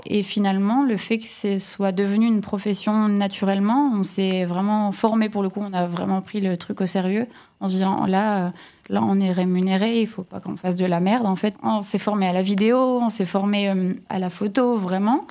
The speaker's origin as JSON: {"language": "French", "town": "Lille", "region": "Hauts-de-France", "country": "France", "tie": "born or raised there", "accent": "ch'ti", "moved": "as an adult", "said": "Alors en Ch'tiland, je suis née à Lille et j'ai vraiment grandi à 15 minutes de Lille jusqu'à mes 30 ans"}